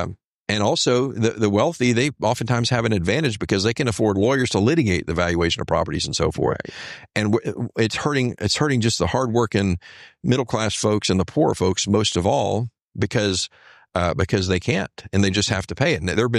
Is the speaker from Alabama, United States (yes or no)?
no; Houston, Texas, United States; also born or lived in Bryan/College Station, Texas; I grew up in the Houston area.